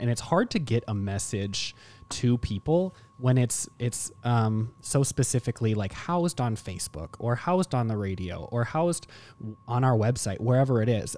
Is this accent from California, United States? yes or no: no; Mankato, Minnesota, United States; grew up in Mankato in the same family